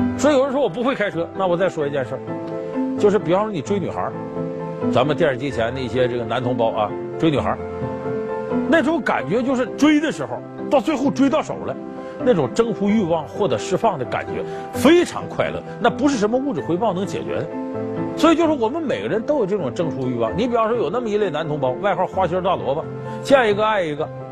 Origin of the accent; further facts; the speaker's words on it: Northeast China, China; accent: Northeastern; 要搁我们东北话说有点嘚瑟的这个人